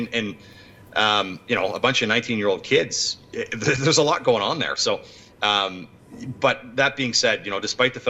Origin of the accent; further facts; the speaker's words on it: Ottawa, Ontario, Canada; also born or lived in Toronto; Playing for the Ottawa Senators in my hometown was special.